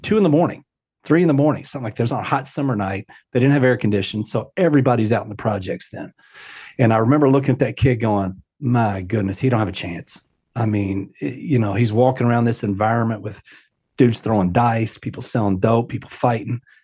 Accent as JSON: {"language": "English", "town": "Louisville", "region": "Kentucky", "country": "United States", "tie": "born or raised there", "said": "Yes, I grew up in Louisville my entire life, uh, actually the, the, what's called the West End of Louisville"}